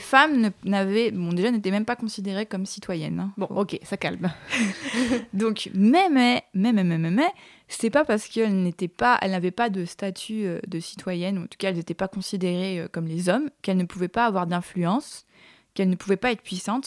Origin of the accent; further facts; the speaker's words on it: French Polynesia; moved away as an adult; je viens de Tahiti, ah. Et euh, j'ai grandi là-bas jusqu'à mes 18 ans